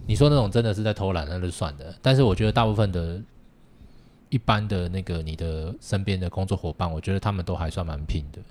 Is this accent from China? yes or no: no; Taiwan; 我觉得我们台湾人绝对没有像日本人那么客套